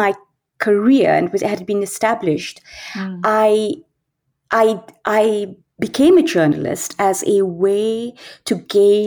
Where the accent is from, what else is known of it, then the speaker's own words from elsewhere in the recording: Delhi, India; first language English; moved away; also born or lived in Goa, India / Edinburgh, United Kingdom / Bombay, India; When I was a little older, my father's work took him to Delhi, which is where I grew up.